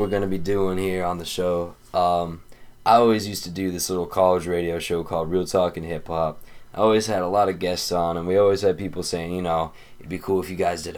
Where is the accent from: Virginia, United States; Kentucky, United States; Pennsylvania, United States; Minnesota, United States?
Pennsylvania, United States; Erie; We hail from Erie, Pennsylvania